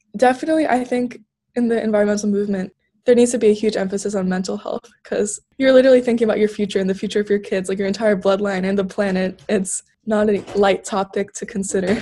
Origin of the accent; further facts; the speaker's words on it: Turkey; moved away; growing up in Turkey